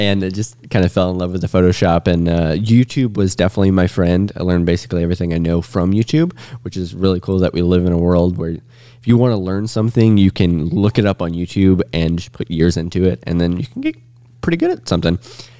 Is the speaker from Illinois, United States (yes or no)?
no; Mount Vernon, Indiana, United States; I'm from Mount Vernon.